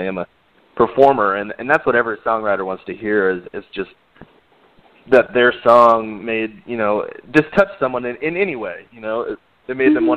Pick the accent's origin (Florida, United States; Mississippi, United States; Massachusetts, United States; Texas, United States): Texas, United States; Corpus Christi; I grew up in Corpus Christi, Texas